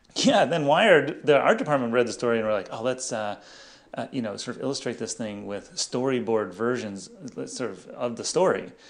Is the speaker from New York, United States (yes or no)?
no; Los Angeles, California, United States; I grew up in Los Angeles